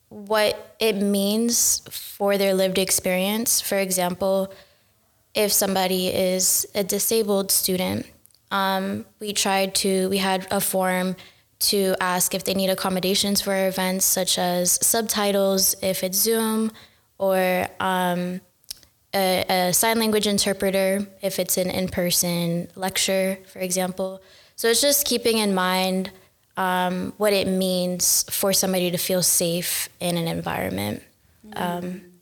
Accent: United States; moved away as an adult; now in Amsterdam, Netherlands; I'm Puerto Rican Cuban American, and um, I'm a cognitive neuroscience master's student at the University of Amsterdam.

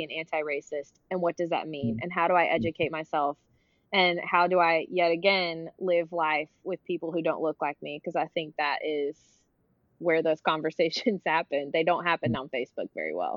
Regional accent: Memphis, Tennessee, United States; moved away as an adult; now in Texas, United States; I spent most of my years growing up in Memphis, Tennessee

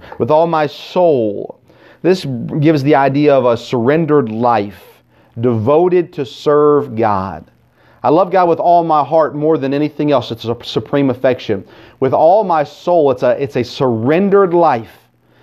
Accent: Tennessee, United States; I grew up here in the South in Tennessee

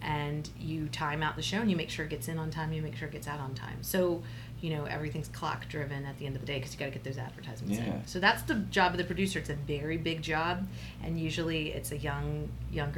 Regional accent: South Texas, United States; also born or lived in Short Pump, Virginia; now in Richmond, United States; I'm originally from South Texas.

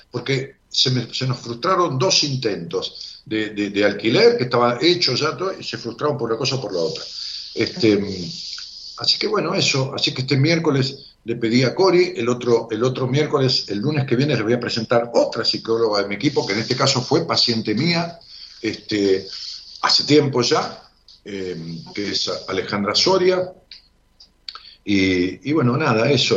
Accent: Ramos Mejía, Buenos Aires Province, Argentina; mi ciudad, Ramón Mejía

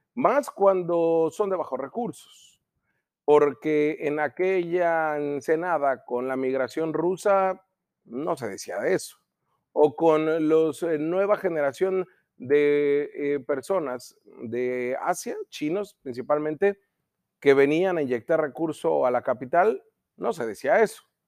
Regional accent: Mexico; Como mexicanos

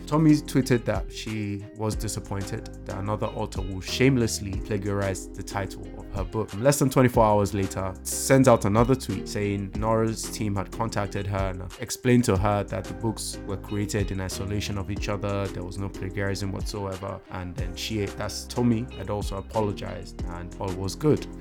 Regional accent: Nigeria; as an African, as a Nigerian

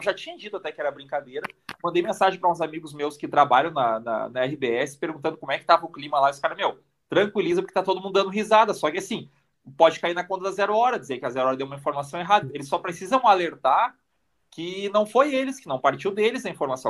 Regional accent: Brazil; moved away; eu saí do Brasil

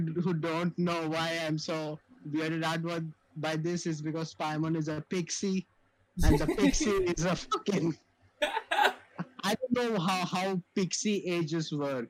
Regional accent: India; I mean, as an Indian

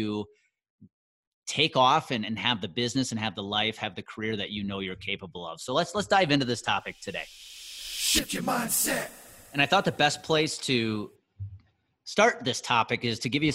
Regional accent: Wisconsin, United States; my hometown of Conemaugh, Wisconsin

